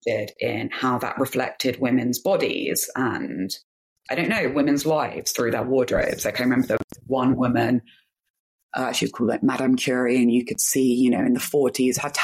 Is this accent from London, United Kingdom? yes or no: yes; London, United Kingdom; also born or lived in Manchester; I grew up in clubs in London